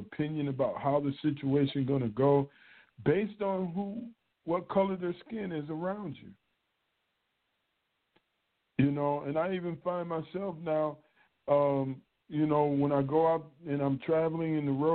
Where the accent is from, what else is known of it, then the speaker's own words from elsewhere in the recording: United States; me being a black male growing up in America